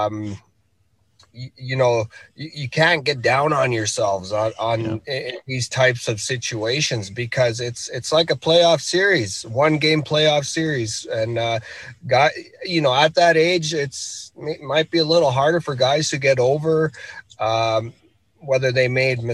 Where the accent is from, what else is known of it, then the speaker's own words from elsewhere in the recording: Rankin Inlet, Nunavut, Canada; I'm from Rankin Inlet, Nunavut, which is located right along the Hudson Bay.